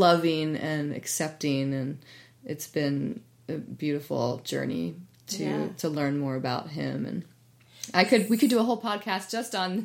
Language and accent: English; East Coast, United States; now in Bay Area, United States; I grew up on the East Coast in the suburbs